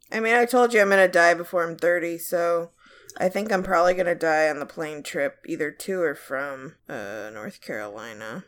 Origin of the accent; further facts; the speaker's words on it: Ireland; I'm Irish